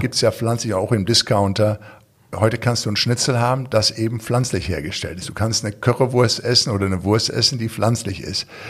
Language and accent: German; Recklinghausen, North Rhine-Westphalia, Germany; accent: Ruhrpott-Slang; moved away; ich komme aus dem Ruhrpott, ich bin in Recklinghausen Süd groß geworden